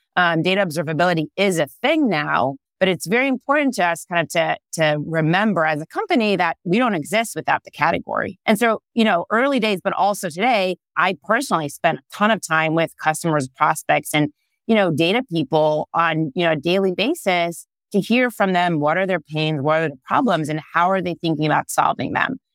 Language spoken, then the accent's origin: English; Israel; English is a second language; moved away as an adult; now in California, United States; I am originally born and raised in Israel.